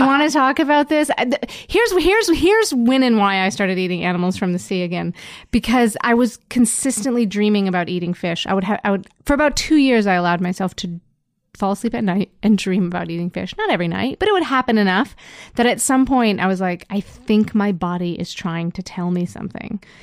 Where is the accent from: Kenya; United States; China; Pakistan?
United States; Endicott, New York; also born or lived in Montreal; now in Toronto, Canada; I'm from Endicott, which is a small town in upstate New